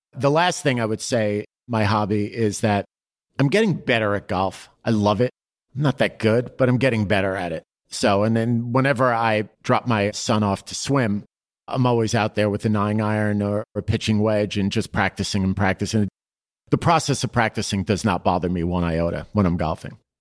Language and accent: English; New York City, New York, United States; growing up in Queens, working on Wall Street was what I wanted